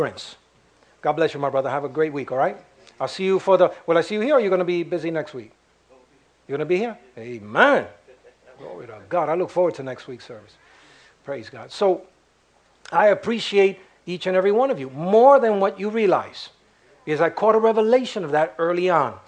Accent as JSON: {"language": "English", "region": "New York", "country": "United States", "tie": "born or raised there", "also_born_or_lived": "Puerto Rico", "said": "I was born in New York, and I was raised in Harlem"}